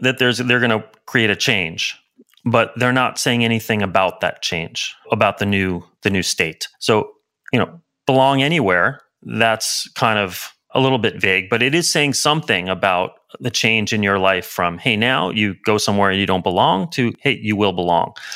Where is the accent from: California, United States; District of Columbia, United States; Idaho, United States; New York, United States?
New York, United States; New York City; now in San Francisco, United States; I grew up in Brooklyn, in New York